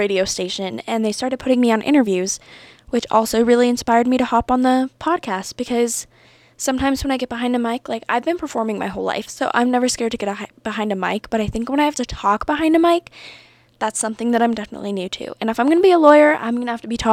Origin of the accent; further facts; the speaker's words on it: Santa Fe, New Mexico, United States; now in Las Cruces, United States; I'm from Santa Fe, New Mexico. I was raised a Yeehaw.